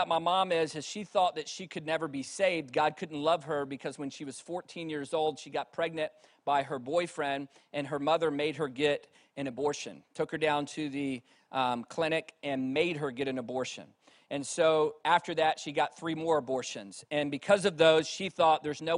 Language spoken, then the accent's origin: English; Virginia, United States; moved away; also born or lived in Reading; I grew up in Virginia, where you could throw a rock and hit three churches by accident